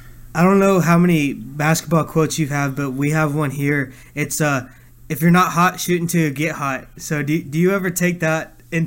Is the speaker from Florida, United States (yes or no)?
no; Houston, Texas, United States; we're all from Houston